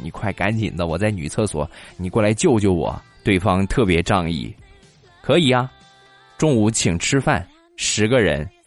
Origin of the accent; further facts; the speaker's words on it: Rizhao, Shandong, China; 这是我们日照比较出名的产业，种茶的